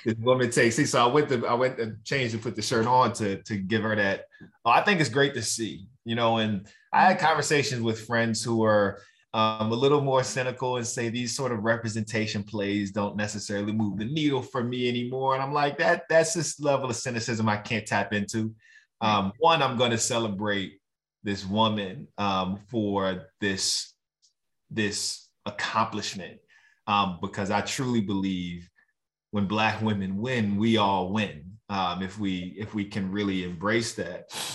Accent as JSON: {"language": "English", "town": "Roanoke", "region": "Virginia", "country": "United States", "tie": "born or raised there", "said": "growing up in Roanoke, Virginia"}